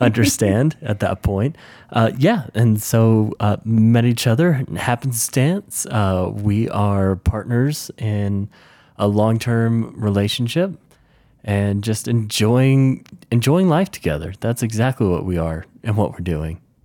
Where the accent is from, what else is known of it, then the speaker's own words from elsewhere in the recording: the South, United States; now in Mountain West, United States; I grew up in the South for the most part, and I've lived around the U S, and now I find myself in, uh, the Mountain West